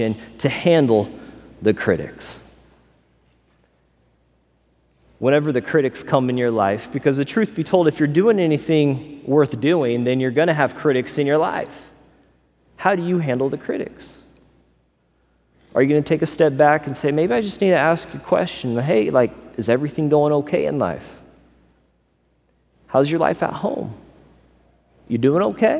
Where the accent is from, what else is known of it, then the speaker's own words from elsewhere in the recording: Missouri, United States; also born or lived in Las Vegas / California; now in Florida, United States; I grew up in Missouri.